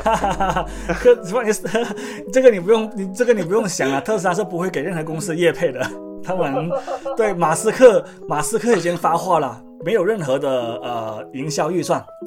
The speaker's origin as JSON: {"language": "Chinese", "region": "Guangdong", "country": "China", "said": "我们广东人的饮食会比较，呃，温和一点"}